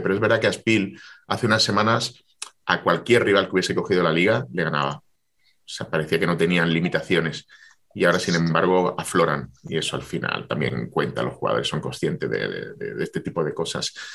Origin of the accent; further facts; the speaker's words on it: Jaén, Andalusia, Spain; Jaén, porque, porque es mi tierra, porque entrené allí